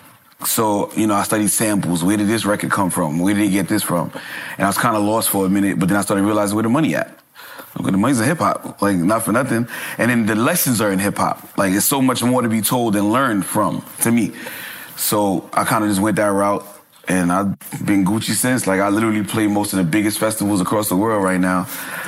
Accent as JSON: {"language": "English", "town": "New York City", "region": "New York", "country": "United States", "tie": "born or raised there", "said": "I was born and raised in Brooklyn."}